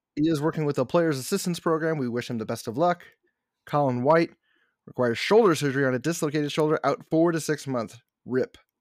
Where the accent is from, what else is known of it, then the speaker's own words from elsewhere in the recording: United States; I'm so American